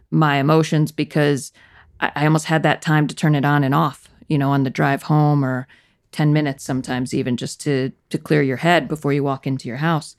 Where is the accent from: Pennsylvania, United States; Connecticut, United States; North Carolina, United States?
Connecticut, United States; Danbury; also born or lived in Clemson; I grew up in Connecticut, a town called Danbury